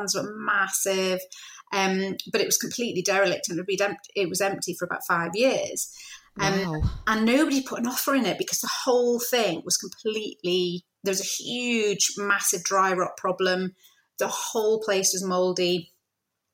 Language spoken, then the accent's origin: English; Scotland, United Kingdom; also born or lived in London; now in Glasgow, United Kingdom; I always wanted to come back to Glasgow because I was born in Scotland